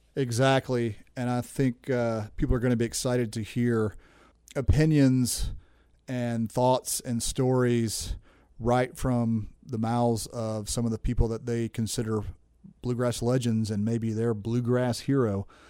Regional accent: Nashville, Tennessee, United States; moved away as an adult; also born or lived in Goodlettsville, Tennessee; now in Asheville, United States; I grew up in Nashville, Tennessee, where you had to play music out of self-defense

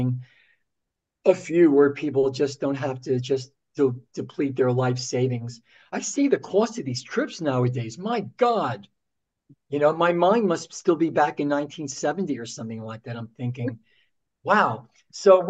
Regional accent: Newark, New Jersey, United States; we're both from Newark, New Jersey

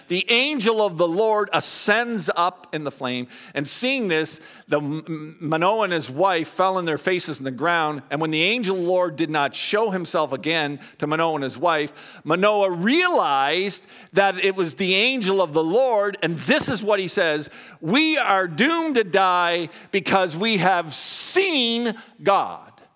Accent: Canada; also born or lived in Dallas, Texas; I'm Canadian

